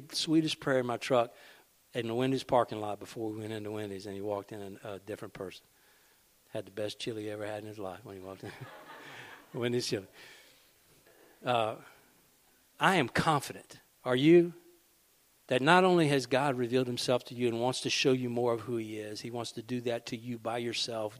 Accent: Rayne, Louisiana, United States; I'll use my hometown.

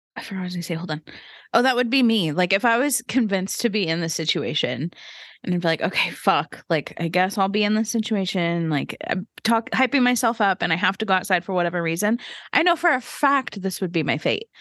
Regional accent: the Bible Belt, United States; we grew up in the Bible Belt

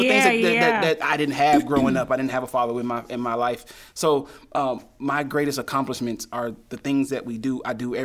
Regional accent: Chattanooga, Tennessee, United States; also born or lived in Berkeley, California / Oakland, California; I grew up in Chattanooga, Tennessee

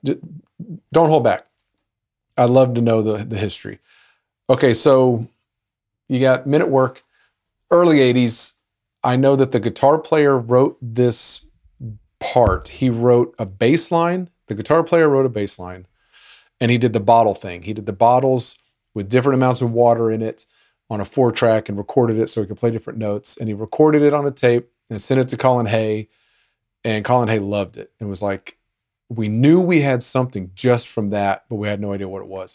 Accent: United States

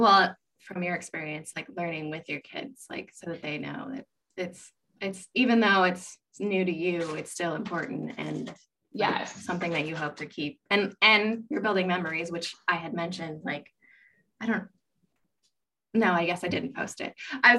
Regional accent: United States; I am third generation born in America. My parents are from Texas. My grandparents and my dad's side are from Texas. My mom's parents are from Mexico.

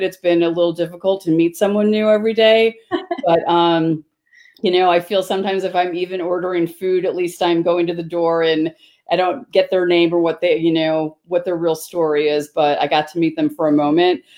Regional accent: Chicago southwest suburbs, Illinois, United States; I was born in Chicago, so Chicago is my hometown. Um, my parents moved to the suburbs um, when I was probably like five or six, and um, so I grew up on the Southwest suburbs.

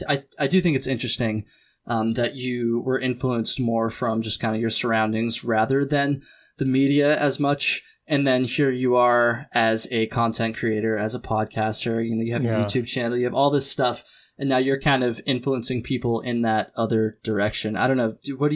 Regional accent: Vermont, United States; I grew up in Chittenden County, Vermont, so real close to the Long Trail, real close to the Adirondacks, right in the Green Mountains pretty much.

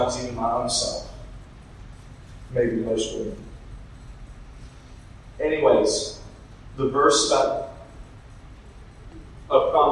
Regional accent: Middle Georgia, United States; I'm from Middle Georgia. I went to college in South Georgia

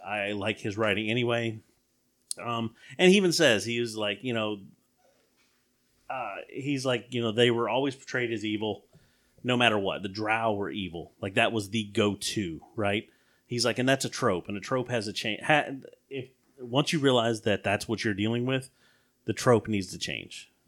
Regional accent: the South, United States; we grew up in the South

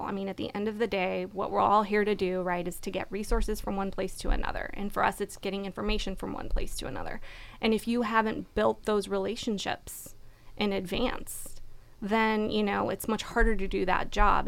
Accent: California, United States; also born or lived in Washington, D.C.; I grew up in California

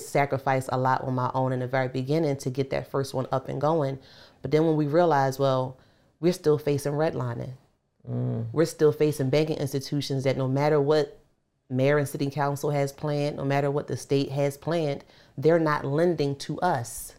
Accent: Philadelphia, Pennsylvania, United States; moved away; also born or lived in Baltimore; I grew up in North Philly

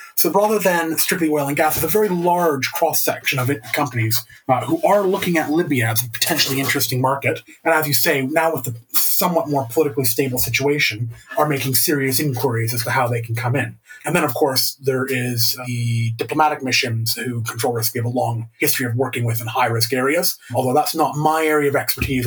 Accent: Canada; as a Canadian

